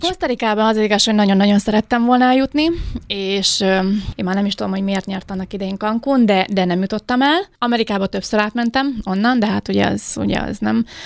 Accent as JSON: {"language": "Hungarian", "country": "Hungary", "also_born_or_lived": "Mexico City, Mexico", "moved": "as an adult", "said": "magyar vagyok"}